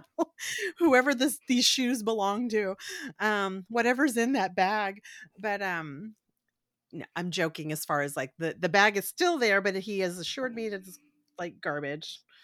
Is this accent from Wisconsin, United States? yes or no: no; Corpus Christi, Texas, United States; Farrah Fawcett's from my hometown